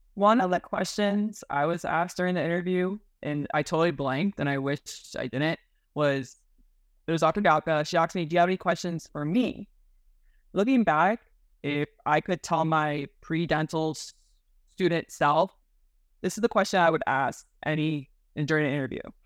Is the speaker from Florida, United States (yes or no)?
yes; Miami, Florida, United States; I was born and raised in Miami, Florida